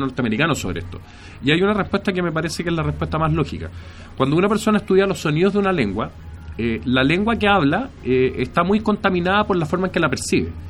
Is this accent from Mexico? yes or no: no; Chile; cómo somos los chilenos